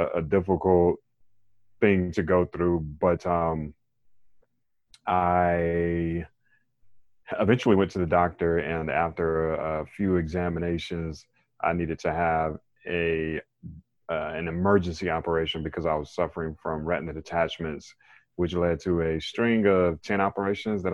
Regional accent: Raleigh, North Carolina, United States; I am from Raleigh, North Carolina

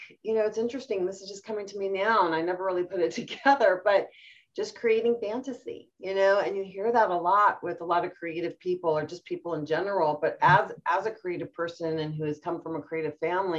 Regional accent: United States; also born or lived in Iran; I'm first generation born here in the United States

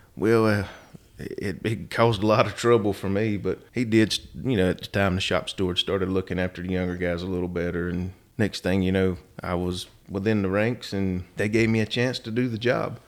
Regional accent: Rockingham, North Carolina, United States; also born or lived in Atlanta / Cincinnati / Cumberland, Maryland; Born and raised in Rockingham, actually.

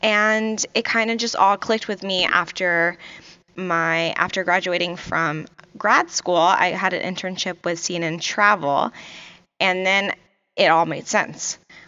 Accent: Virginia Beach, Virginia, United States; also born or lived in Kuwait; You know, I grew up in Virginia Beach, Virginia, and originally I'm from Kuwait.

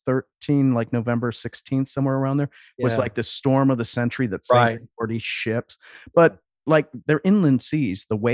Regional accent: Superior, Wisconsin, United States; I grew up in Superior, Wisconsin, so up by Duluth, you know, practically Canada.

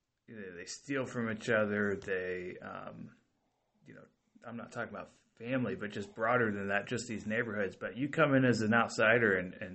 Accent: Marysville, United States; growing up in the Marysville area

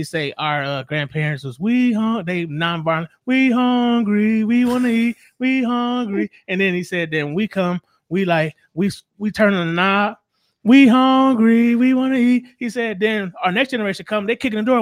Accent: Southern California, United States; I grew up in Southern California, right down the street from the Coliseum where the Raiders play

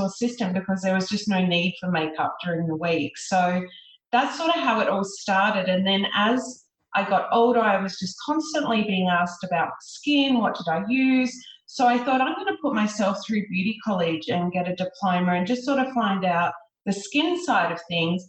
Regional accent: Sydney, New South Wales, Australia; I grew up in Sydney

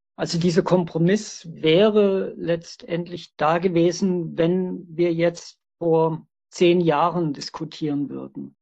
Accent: Stuttgart, Baden-Württemberg, Germany; Ich bin 1959 in Stuttgart geboren.

